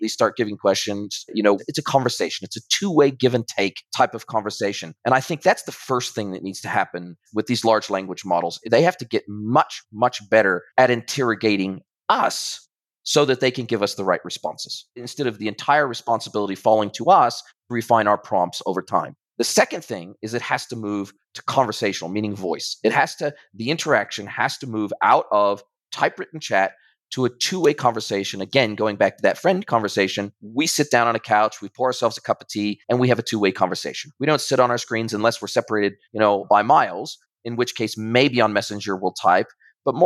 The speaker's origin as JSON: {"language": "English", "country": "United States", "also_born_or_lived": "New Zealand", "moved": "yes", "lives_now": "Ajijic, Mexico", "said": "I'm originally from America, but then I moved to New Zealand"}